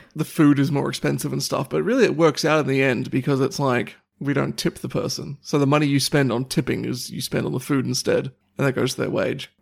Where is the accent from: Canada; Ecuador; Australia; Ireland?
Australia